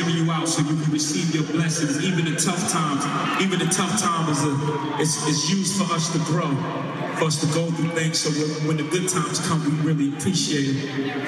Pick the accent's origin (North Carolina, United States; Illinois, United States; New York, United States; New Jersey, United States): New York, United States; New York City; I'm from Bedford-Stuyvesant, Brooklyn, New York City